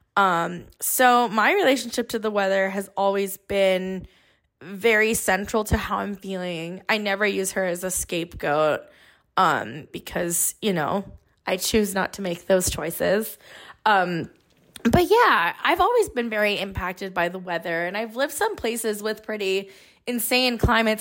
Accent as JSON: {"language": "English", "area": "Bay Area", "region": "California", "country": "United States", "tie": "born or raised there", "said": "I grew up here in the Bay Area"}